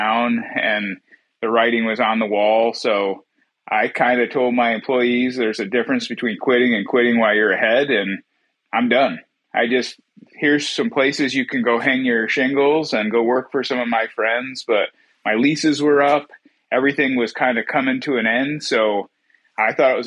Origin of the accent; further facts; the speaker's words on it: Watkins Glen, New York, United States; moved away; also born or lived in Elmira, New York; I was raised in Watkins Glen, New York, which was, you know, a few minutes outside of Elmira, but small town, middle of nowhere, upstate New York